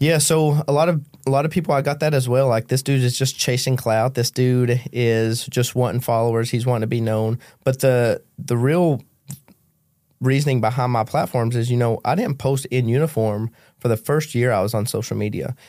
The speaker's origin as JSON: {"language": "English", "region": "Kentucky", "country": "United States", "tie": "born or raised there", "moved": "yes", "said": "I grew up in Macquarie County, Kentucky, dirt poor"}